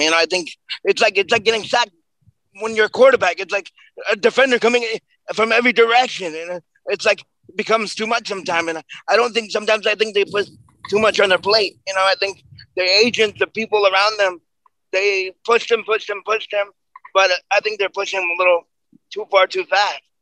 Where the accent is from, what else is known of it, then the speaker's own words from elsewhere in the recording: New York, United States; We're, we're both from New York